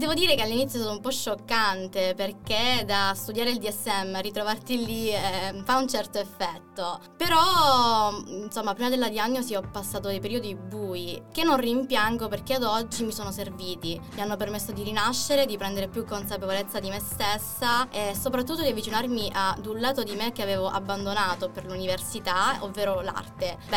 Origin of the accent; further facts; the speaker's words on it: Mirto Crosia, Calabria, Italy; moved away as an adult; now in Chieti, Italy; ho 21 anni, sono calabrese, vengo da un piccolo paesino in provincia di Cosenza